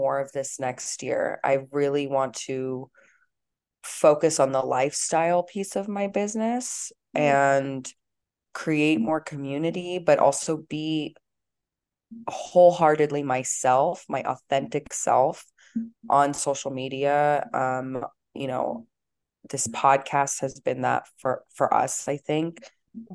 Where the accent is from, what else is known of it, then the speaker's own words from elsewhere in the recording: Los Angeles, California, United States; I grew up in LA, so I grew up around this culture